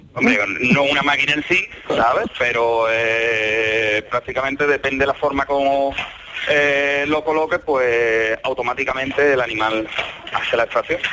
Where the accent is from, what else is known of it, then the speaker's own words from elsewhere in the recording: Campillo, Spain; moved away as an adult; also born or lived in Scotland / northern Spain; yo soy de Campillo